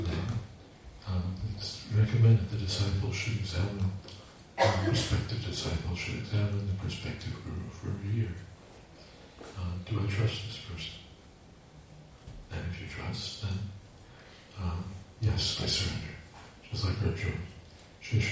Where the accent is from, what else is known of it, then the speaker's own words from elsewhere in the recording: United States; I'm from America